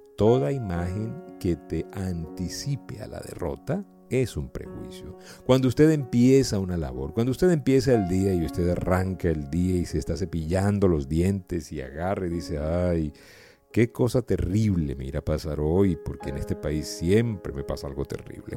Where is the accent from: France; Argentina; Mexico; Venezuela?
Venezuela; also born or lived in Colombia / United States; hablo como venezolano, y como persona que también ha emigrado, ahorita pues estoy en Venezuela